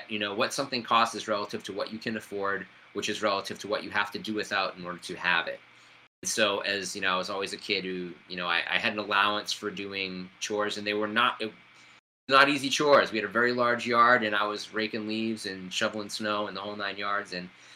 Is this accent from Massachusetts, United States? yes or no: yes; Salem, Massachusetts, United States; also born or lived in Lynn, Massachusetts; my hometown of Lynn, Massachusetts. So, you know, growing up in Salem